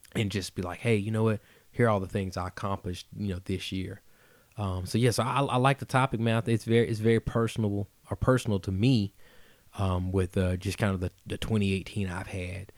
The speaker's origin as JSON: {"language": "English", "town": "Atlanta", "region": "Georgia", "country": "United States", "tie": "born or raised there", "also_born_or_lived": "Woodstock, Georgia", "said": "I'm originally from Atlanta, but again, I, I finished high school out there"}